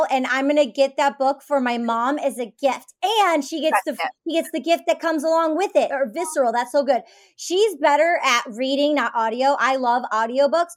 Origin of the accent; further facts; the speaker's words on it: Detroit, Michigan, United States; I'm from Detroit. I grew up in the suburbs